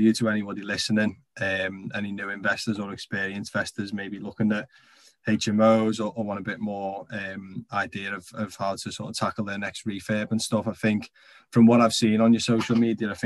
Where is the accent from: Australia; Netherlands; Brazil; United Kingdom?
United Kingdom; Wallasey, North West England; I'm from Wallasey, so I grew up in Wallasey, know Birkenhead and now live in another part of the Wirral